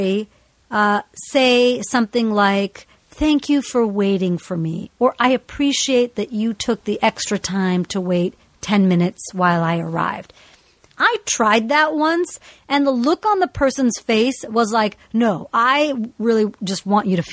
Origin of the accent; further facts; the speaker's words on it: United States; fundamentally I grew up in the United States. I am American.